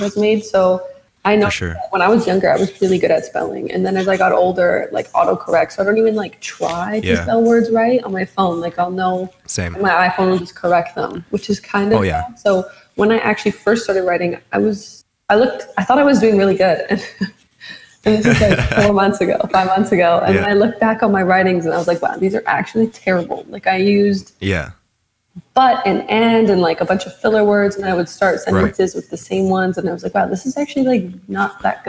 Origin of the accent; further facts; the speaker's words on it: Edmonton, Alberta, Canada; moved away as an adult; now in Toronto, Canada; I'm originally from Edmonton